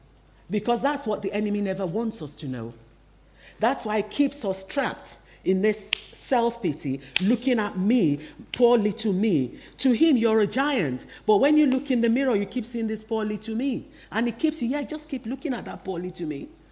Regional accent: Nigeria; born there; English is a second language; I was born in Nigeria. I hope you can still tell by my accent. It hasn't completely disappeared.

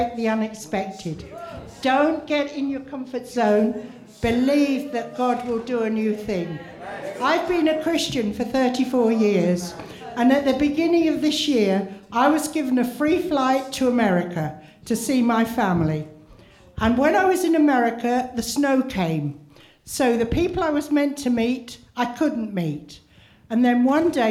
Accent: Wales, United Kingdom; I came from Wales

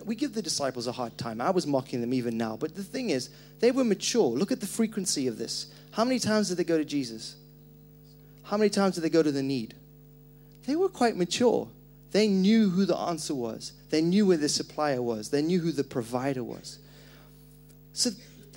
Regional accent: Zimbabwe; moved away; I grew up in Zimbabwe, and our culture

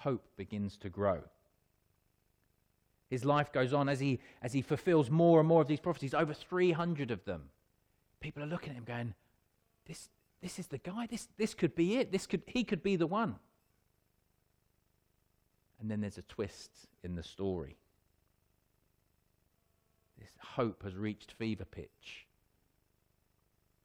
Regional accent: Wealdstone, London, United Kingdom; I was born in Radcliffe Road in Wealdstone. So not at hospital, I was born at home.

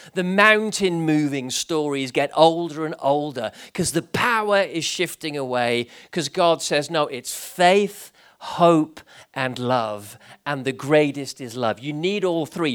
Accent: Gibraltar; growing up in Gibraltar

